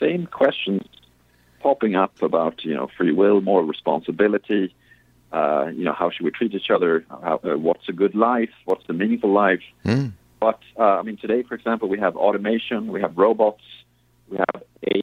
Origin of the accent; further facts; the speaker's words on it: Sweden; moved away; I grew up in Sweden